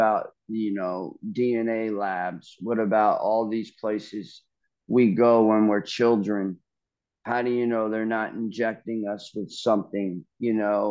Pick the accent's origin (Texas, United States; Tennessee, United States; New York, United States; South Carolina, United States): New York, United States; Long Island; also born or lived in Largo, Florida; now in Midwest, United States; Growing up on Long Island